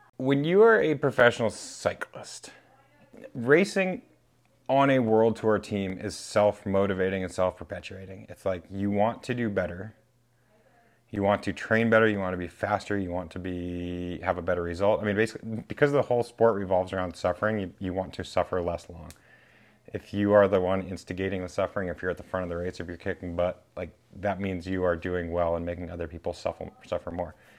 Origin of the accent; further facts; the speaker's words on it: New Hampshire, United States; now in Vermont, United States; Born and raised in New Hampshire